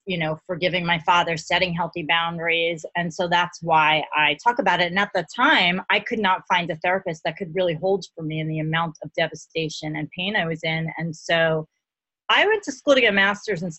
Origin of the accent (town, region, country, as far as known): New York City, New York, United States; born or raised there